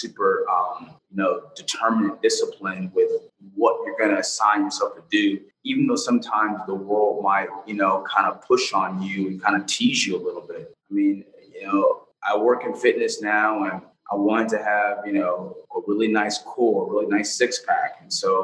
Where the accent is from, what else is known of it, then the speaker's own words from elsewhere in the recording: Los Angeles, California, United States; I grew up in South Central LA in the 90s